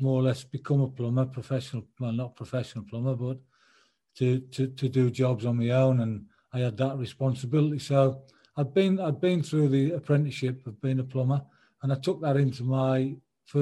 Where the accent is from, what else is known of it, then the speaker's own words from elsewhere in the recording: Sunderland, North East England, United Kingdom; my hometown club, which was Sunderland.